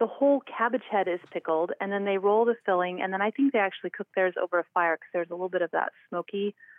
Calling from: Idaho, United States

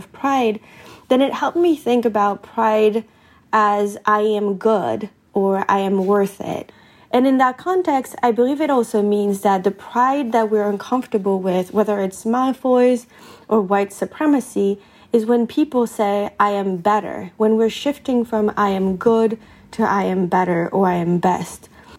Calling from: Wisconsin, United States; I'm calling from Wisconsin.

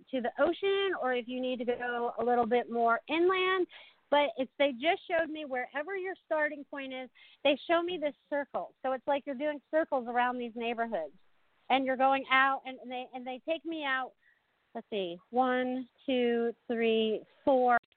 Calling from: South Florida, United States; calling from South Florida.

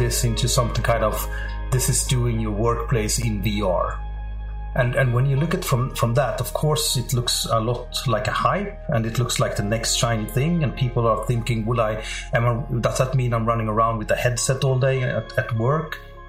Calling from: Stockholm, Stockholm County, Sweden; I'm calling you from Stockholm, which is not that sunny. It's in Sweden, so cold and windy.

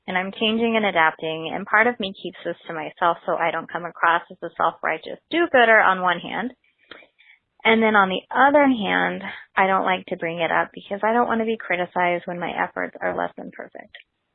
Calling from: Melbourne, Florida, United States; I'm calling from Melbourne, Florida.

